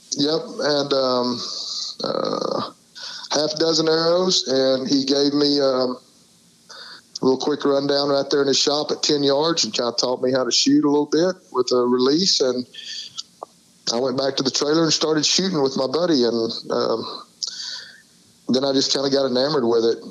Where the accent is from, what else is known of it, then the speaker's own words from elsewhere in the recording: Arkansas, United States; also born or lived in Weatherford, Texas; I'm in Arkansas right now. This is my home state, and um, I live in Little Rock